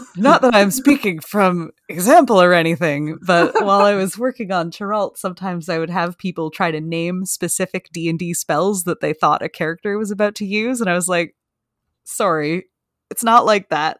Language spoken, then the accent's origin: English; Canada; I'm Canadian